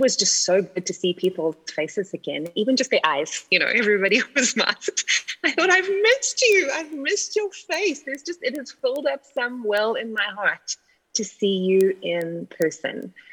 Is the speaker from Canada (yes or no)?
no; South Africa; moved away as an adult; now in United States; you'll hear right out the gate that I don't sound like you. Um, I'm South African of origin, and I've been in the States for like 17 plus years now.